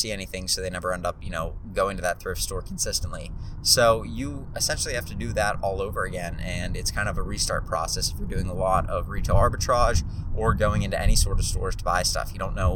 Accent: Pittsburgh, Pennsylvania, United States; also born or lived in Charlotte, North Carolina; there's a chance that I end up leaving my hometown of Pittsburgh at some point to move somewhere else

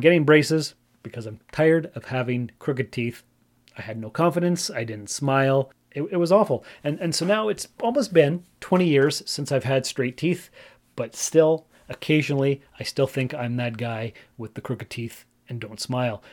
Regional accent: Sault Ste. Marie, Ontario, Canada; I grew up in Sault Ste. Marie, Ontario, Canada

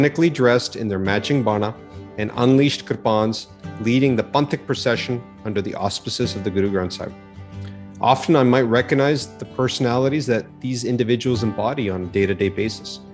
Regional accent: Calgary, Alberta, Canada; an apathetic and confused teenager growing up in Calgary, Alberta

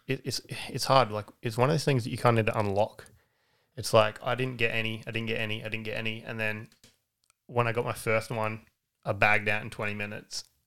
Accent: Aldgate, South Australia, Australia; also born or lived in Bridgewater; Adelaide Hills. Grew up in Aldgate.

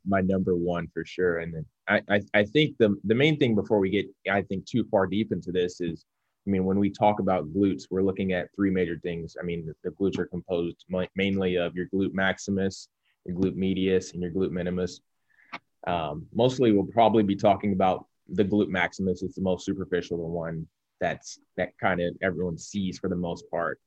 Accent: Cincinnati, Ohio, United States; I'm from Cincinnati, born and raised

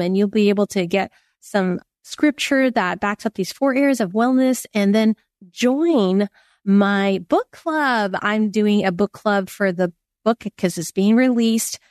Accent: Silicon Valley, California, United States; I grew up in Silicon Valley.

